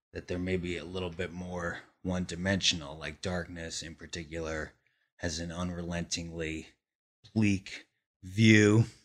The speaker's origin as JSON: {"language": "English", "town": "Glen Rock", "region": "New Jersey", "country": "United States", "tie": "born or raised there", "moved": "yes", "lives_now": "Brooklyn, United States", "said": "the town in New Jersey that I grew up in was only about one point two square miles"}